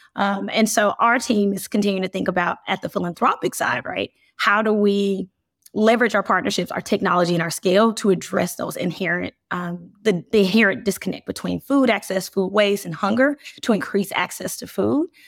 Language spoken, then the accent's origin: English; Birmingham, Alabama, United States; I grew up in Birmingham